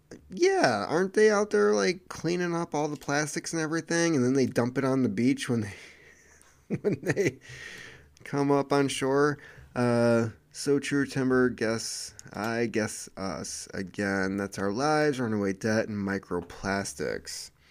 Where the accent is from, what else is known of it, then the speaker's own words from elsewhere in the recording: Sweden; born there; even though I was born in Sweden and really like many aspects of this country.